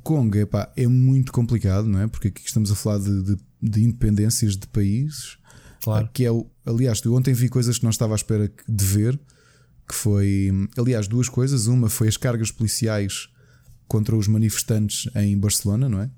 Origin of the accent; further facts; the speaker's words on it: Portugal; Enquanto português